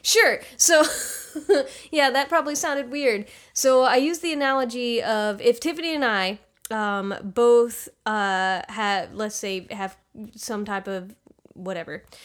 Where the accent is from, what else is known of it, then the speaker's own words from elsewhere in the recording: United States; I'm from the U S